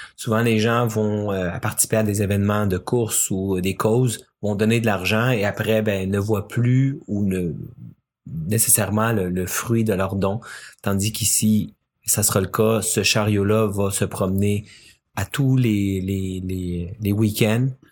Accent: Quebec, Canada; also born or lived in Chile; je suis né ici au Québec et euh, mes 11 premières années, bon, bien sûr, une enfance bien normale, mais à mes 11 ans, on est déménagé au Chili avec ma famille pendant 5 ans

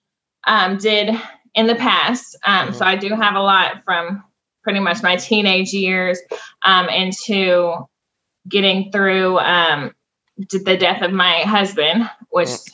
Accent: Franklin, Tennessee, United States; also born or lived in Flint, Michigan; I was born in Flint, Michigan. I moved to Franklin, Tennessee around 5 years old.

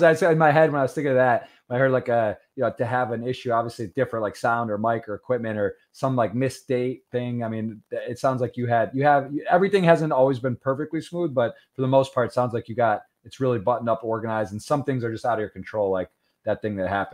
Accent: Ann Arbor, Michigan, United States; I'm from Michigan, grew up in Ann Arbor

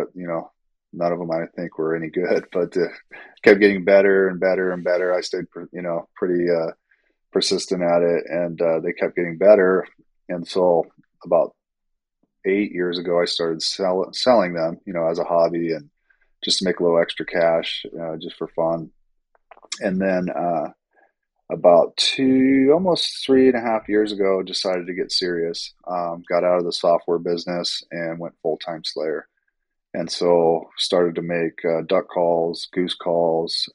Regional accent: Central California, United States; moved away; also born or lived in Silicon Valley; I grew up in Central California

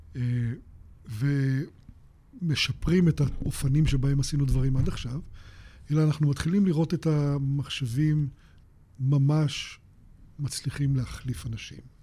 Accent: Israel; אני בן קיבוץ

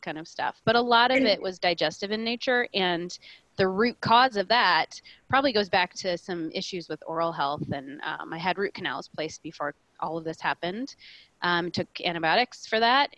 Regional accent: Colorado, United States; I was born and raised in Colorado, so I grew up with a very sort of holistic mindset

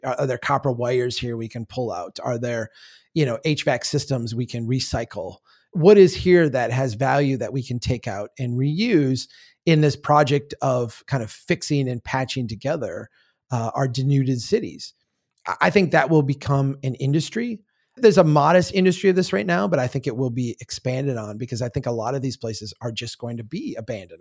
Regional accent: Minnesota, United States; I grew up in Minnesota. It's, I live here now.

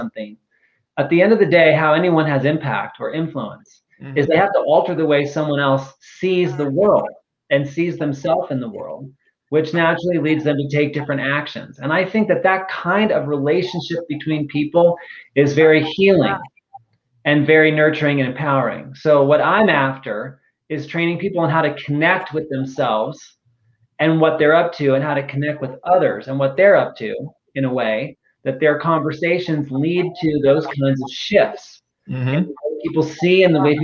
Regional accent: Phoenix, Arizona, United States; moved away as an adult; now in Austin, United States; I'm originally from Phoenix, Arizona. That's where I grew up.

